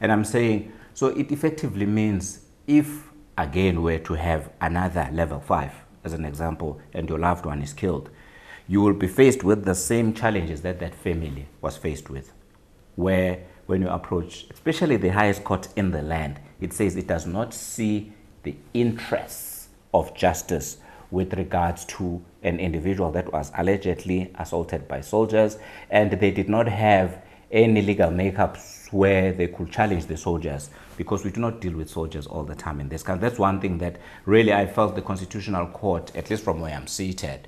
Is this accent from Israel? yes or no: no; South Africa; as a South African who never studied law for a single day